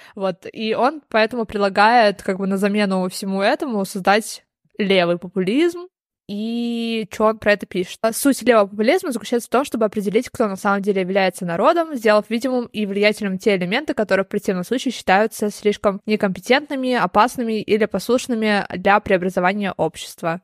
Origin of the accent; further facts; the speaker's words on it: Moscow, Russia; потому что мы из Москвы, да, и жили в Москве